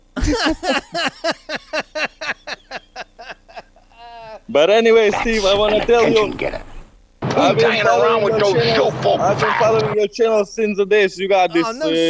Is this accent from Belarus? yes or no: yes; Belarus; now in New Jersey, United States; I'm not from Ukraine. I'm from Belarus.